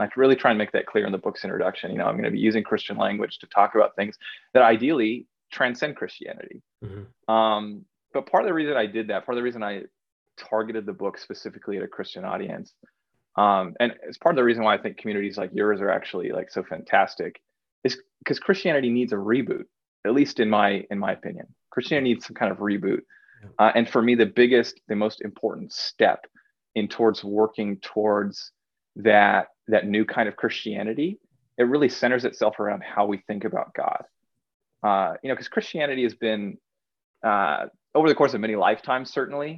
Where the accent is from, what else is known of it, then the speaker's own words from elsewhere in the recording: Pacific Northwest, United States; also born or lived in Eastern Washington / Eastern Oregon; I was born and raised in the Pacific Northwest